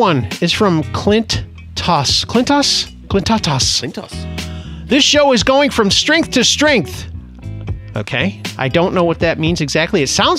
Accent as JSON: {"language": "English", "country": "United States", "said": "because I'm American."}